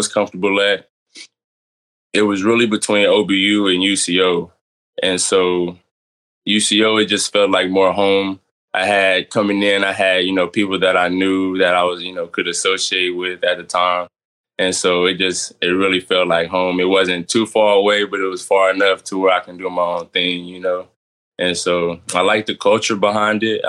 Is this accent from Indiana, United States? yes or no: no; Midwest City, Oklahoma, United States; I'm from Midway City, Oklahoma